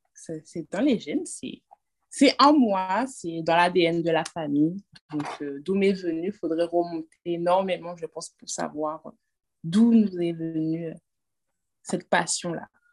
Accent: France; moved away as an adult; now in Guadeloupe; J'ai grandi en France, je suis née en France

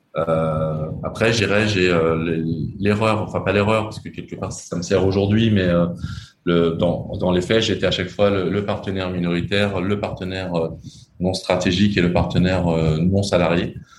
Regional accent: Lyon, Auvergne-Rhône-Alpes, France; accent: French; moved away as an adult; now in Cambodia; j'ai quand même plutôt grandi dans les dans les milieux très très français et même très lyonnais parce que je suis de je suis de Lyon

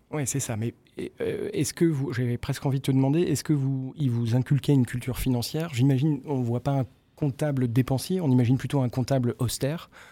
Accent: Brittany, France; Mes parents étaient commerçants en Bretagne. Mhm. Euh, dès que je peux placer que je suis breton

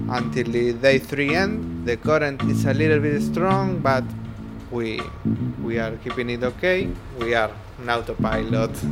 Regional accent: Argentina; Uh, I'm from Argentina

